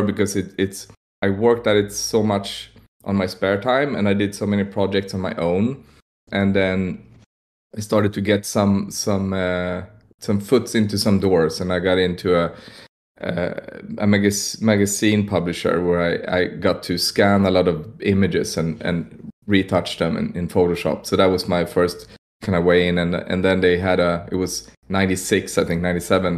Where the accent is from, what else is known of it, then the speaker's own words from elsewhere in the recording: Stockholm, Stockholm County, Sweden; I'm from Stockholm, Sweden